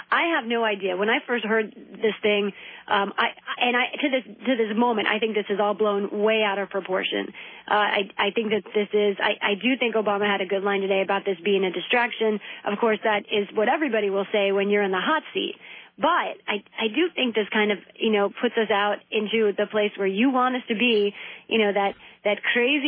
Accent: town next to Fairfax, Virginia, United States; moved away; next town over from my hometown

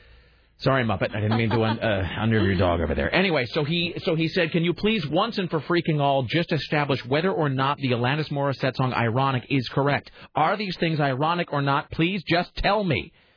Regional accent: United States; As an American

